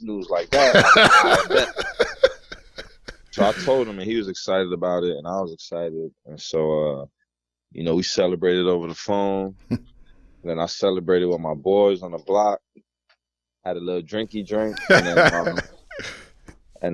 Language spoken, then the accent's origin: English; Mount Vernon, New York, United States; also born or lived in London / Jamaica; being a kid growing up in Mount Vernon